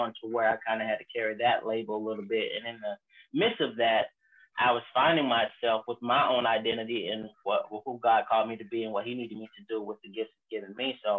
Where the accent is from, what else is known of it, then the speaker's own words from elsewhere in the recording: Haines City, Florida, United States; I'm from Haines City, Florida